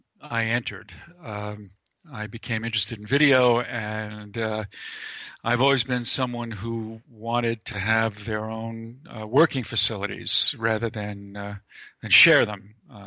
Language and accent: English; New York City, New York, United States; I grew up in Lower Manhattan and Lower East Side, and then moved to the Bronx for a while, that sort of thing.